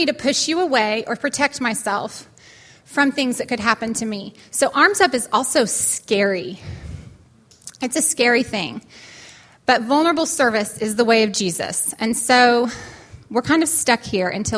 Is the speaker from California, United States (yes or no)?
yes; California, United States; moved away; That's where I'm from. My hometown